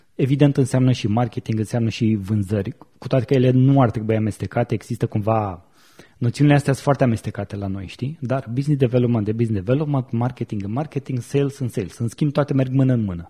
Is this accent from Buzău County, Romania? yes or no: yes; Buzău, Buzău County, Romania; moved away as an adult; now in Bucharest, Romania; eram la Buzău, de unde sunt eu, și anul următor m-am uh, mutat în București